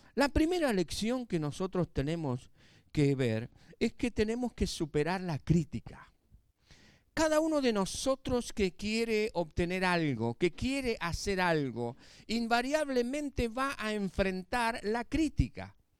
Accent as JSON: {"language": "Spanish", "country": "Argentina", "said": "los que estamos acá somos argentinos."}